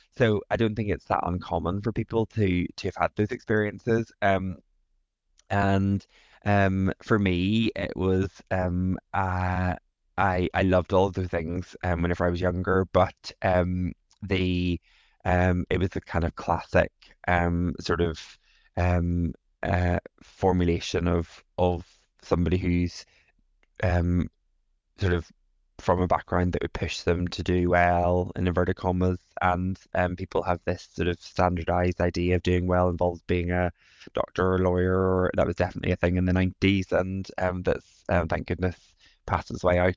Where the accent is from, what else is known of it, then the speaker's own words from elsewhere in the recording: Northern Ireland, United Kingdom; moved away; also born or lived in England; I am originally from Northern Ireland, lived in England for a good bit and moved back to Northern Ireland recently.